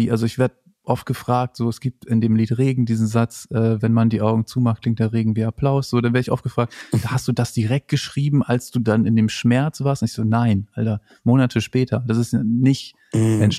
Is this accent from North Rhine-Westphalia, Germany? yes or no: no; Lower Saxony, Germany; ich komme aus Ostfriesland und dieses Land ist laut IPCC-Bericht, dieses Land ist kein eigenes Land